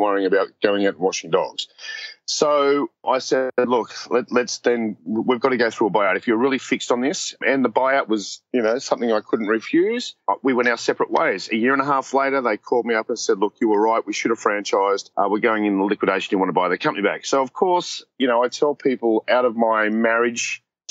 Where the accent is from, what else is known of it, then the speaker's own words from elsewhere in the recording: Australia; we're from Australia.